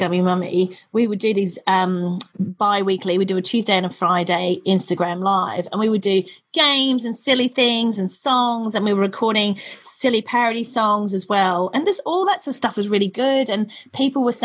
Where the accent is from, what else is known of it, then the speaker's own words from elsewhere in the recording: Australia; now in United Kingdom; I'm Australian